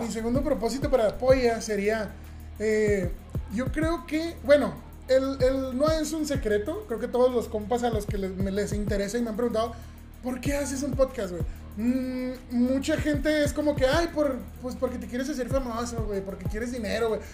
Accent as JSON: {"language": "Spanish", "region": "southern Mexico", "country": "Mexico", "moved": "yes", "said": "soy de, de, tierras más del sur de, las que, de las que estamos. Estamos en la frontera norte, pero vengo del sur del país y en el sur del país, de donde yo vengo, en mi rancho"}